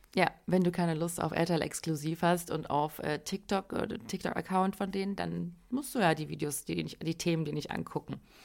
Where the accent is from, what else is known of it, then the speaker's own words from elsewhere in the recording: Germany; wir sind ja quasi auch in Deutschland äh, geboren, aufgewachsen